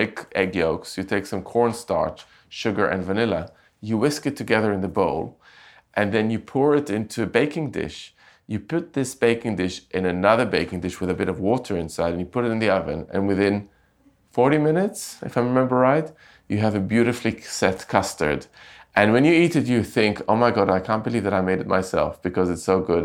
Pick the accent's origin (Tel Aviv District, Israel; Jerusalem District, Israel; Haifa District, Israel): Jerusalem District, Israel; Jerusalem; moved away as an adult; also born or lived in London; I grew up in Jerusalem